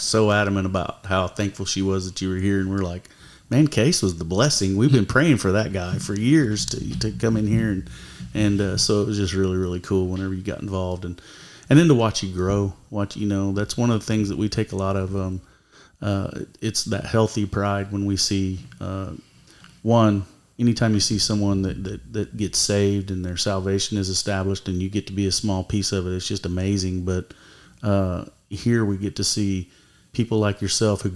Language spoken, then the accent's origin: English; Tulsa, Oklahoma, United States; I'm from North Tulsa